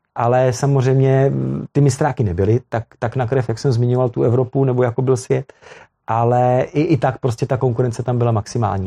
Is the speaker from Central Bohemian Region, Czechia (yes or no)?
yes; Velim, Central Bohemian Region, Czechia; já pocházím z Velimy, my jsme tam měli funkční motokrosovou tráť